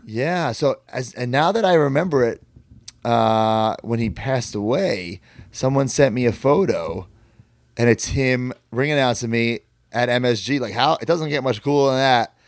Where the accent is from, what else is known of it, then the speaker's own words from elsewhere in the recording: Merrick, New York, United States; my hometown